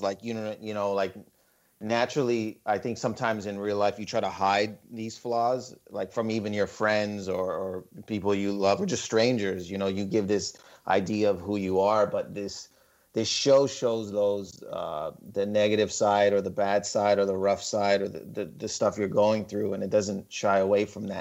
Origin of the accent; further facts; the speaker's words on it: Windsor, Ontario, Canada; I'm Lebanese but I wasn't born in Lebanon but I was born in Windsor Ontario which is on the border.